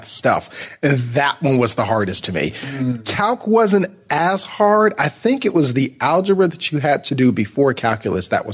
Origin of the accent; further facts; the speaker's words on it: Akron, Ohio, United States; also born or lived in Columbus, Ohio / Greensboro, North Carolina / Dayton, Ohio; I was born and raised in Akron and stayed there till I was about 19